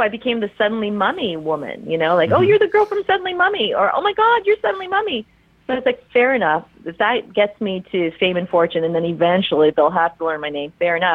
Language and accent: English; Canada; I'm from Canada